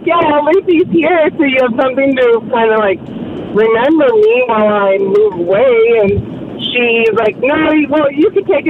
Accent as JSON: {"language": "English", "country": "United States", "tie": "born or raised there", "moved": "yes", "said": "I grew up in the States, so my high school was 9 through 12."}